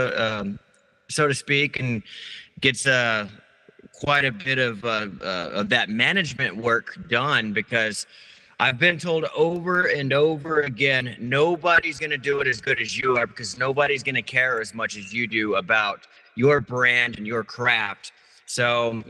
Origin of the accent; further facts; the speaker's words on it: Kerrville, Texas, United States; now in Blanco, United States; we're from Kerrville